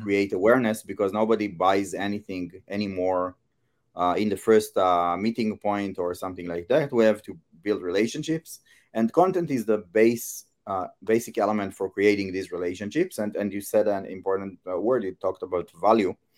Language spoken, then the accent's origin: English; Israel; I come from Israel and in my local market, I, uh, I teach user experience